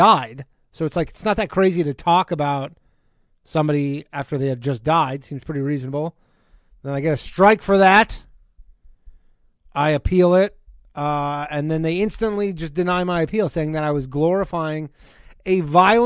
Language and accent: English; Burlington, Ontario, Canada; moved away; I will be in my hometown